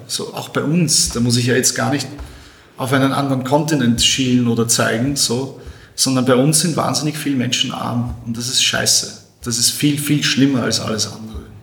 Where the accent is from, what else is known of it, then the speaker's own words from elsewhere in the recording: Austria; Bei uns in Österreich